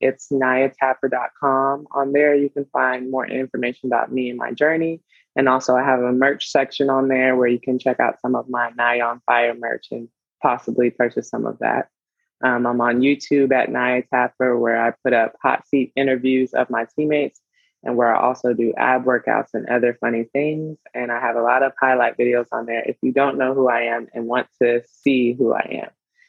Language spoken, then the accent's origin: English; Charlotte, North Carolina, United States; I went to my hometown, Charlotte, North Carolina